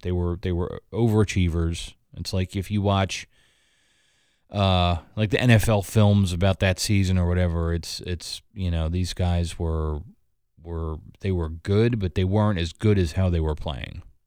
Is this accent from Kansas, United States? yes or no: no; Philadelphia, Pennsylvania, United States; My hometown team, the Philadelphia Phillies